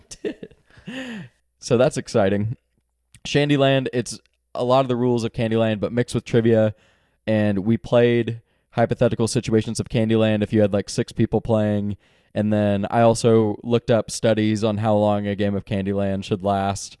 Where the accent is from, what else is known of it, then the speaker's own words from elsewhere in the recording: Texas, United States; now in Northwest Arkansas, United States; I'm from Texas